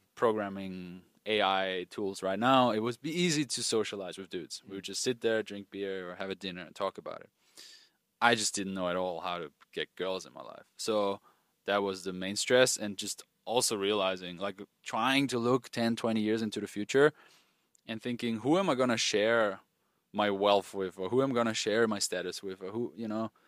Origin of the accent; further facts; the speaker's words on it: Austria; moved away; I grew up in Austria, rural, rural areas of Austria.